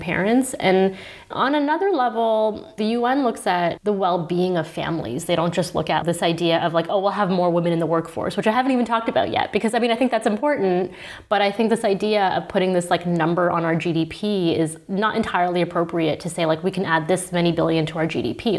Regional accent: Toronto, Ontario, Canada; moved away as an adult; now in Berlin, Germany; in Toronto, where I'm from

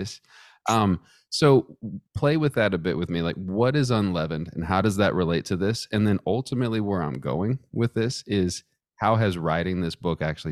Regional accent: Texas, United States; now in Charlottesville, United States; I'm from Texas

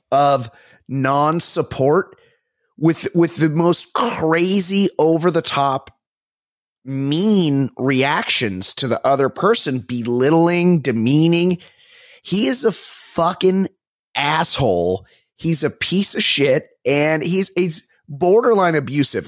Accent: Orange County, California, United States; I'm from Orange County

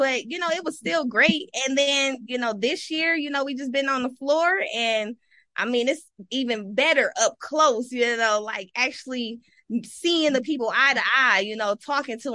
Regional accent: Detroit, Michigan, United States; also born or lived in Flint, Michigan; now in Las Vegas, United States; I'm originally from Flint, Michigan, grew up in Detroit, and I moved to Vegas

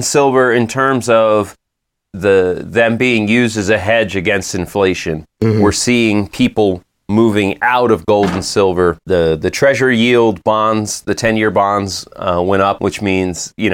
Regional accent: United States; being an American

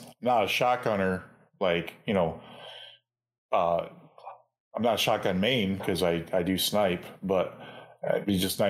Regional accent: New York, United States; I'm also from New York. Same as Corn. So that's what I grew up.

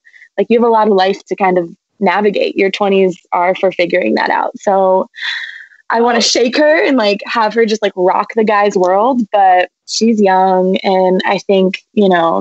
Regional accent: New Jersey, United States; moved away as an adult; also born or lived in New England; I am from New Jersey

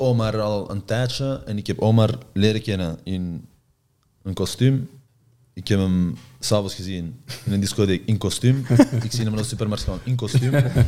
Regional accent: Antwerp, Flanders, Belgium; moved away as an adult; also born or lived in Rome / Milan; Ik ben van Antwerpen zelf

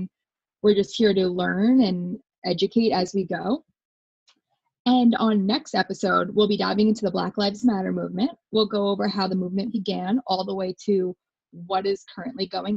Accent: Farmingdale, New York, United States; I'm 27, and I'm from Farmingdale, New York.

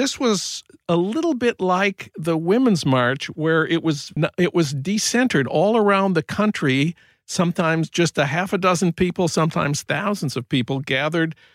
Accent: St. Paul, Minnesota, United States; now in Los Angeles, United States; my hometown of St. Paul

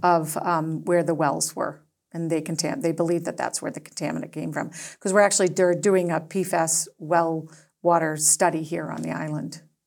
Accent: Acton, Massachusetts, United States; now in Nantucket, United States; I grew up in Acton, it was a small town

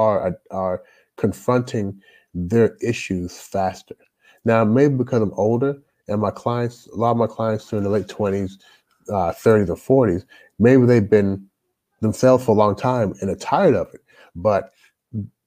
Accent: Louisville, Kentucky, United States; moved away as an adult; also born or lived in Toronto, Canada / Jamaica (ancestry) / Shenzhen, China; now in China; I grew up in Louisville, Kentucky.

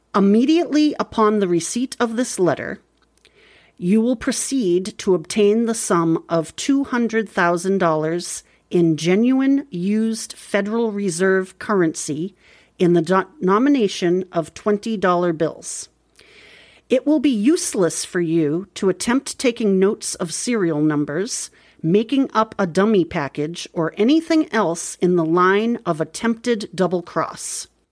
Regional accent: Boston, Massachusetts, United States; I'm from Boston

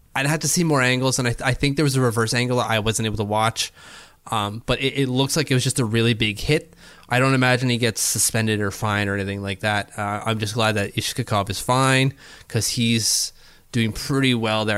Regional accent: Canada; As a Canadian

